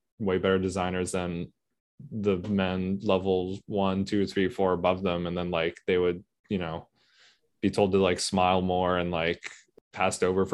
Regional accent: United States; I'm an American. Like I'm born mm-hmm. and raised here

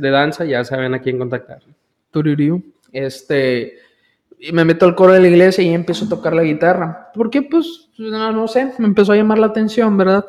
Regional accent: village near Valle Hermoso, Tamaulipas, Mexico; yo viví mayor parte de mi vida en el poblado náhuatl. Ahí nací, ahí, crecí la mayoría de mi, de mi, infancia

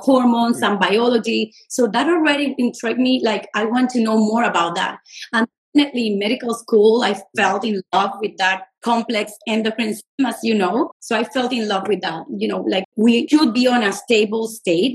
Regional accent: Puerto Rico; moved away as an adult; also born or lived in New York City, United States / Los Angeles, United States / Miami, United States; I'm originally from Puerto Rico

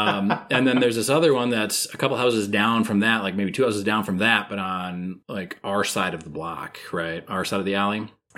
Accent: Minnesota, United States; As a Minnesotan.

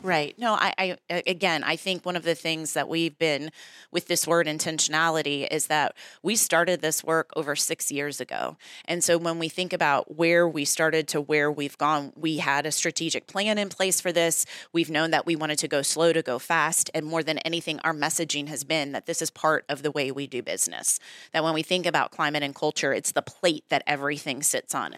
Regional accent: Newport News, Virginia, United States; So I grew up in Newport News, actually. Went to all of the Newport News public schools

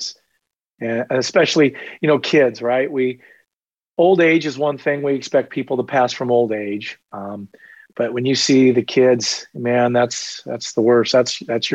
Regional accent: Titusville, Florida, United States; I was born in Titusville, Florida

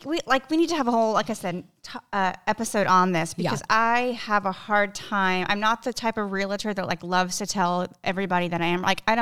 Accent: South Texas, United States; I grew up in South Texas

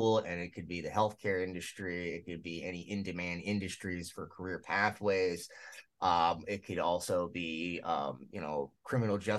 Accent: Illinois, United States; my home state of Illinois

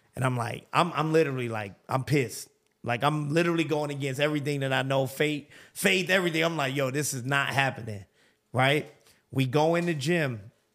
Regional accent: New York City, New York, United States; moved away as an adult; now in Atlanta, United States; growing up in New York

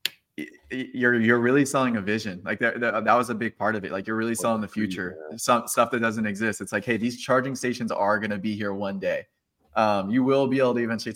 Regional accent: Marietta, Georgia, United States; moved away as an adult; also born or lived in Atlanta, Georgia; now in Nashville, United States; I'm from Atlanta originally, Marietta, Georgia in particular. I live in Nashville right now

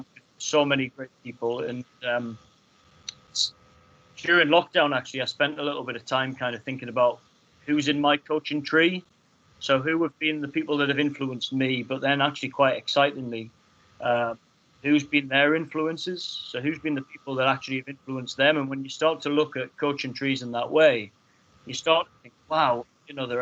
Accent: Hexham, North East England, United Kingdom; growing up in Hexham

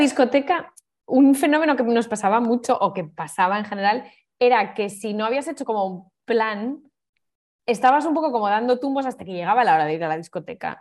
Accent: Navia, Asturias, Spain; moved away as an adult; also born or lived in Oviedo / Barcelona; now in Berlin, Germany; En mi pueblo había una, así más discoteca, que, porque el resto era, claro, eran todo pubs

